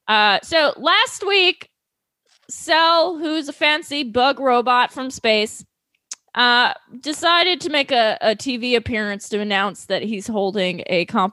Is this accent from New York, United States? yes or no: yes; New York City, New York, United States; New York City, my hometown.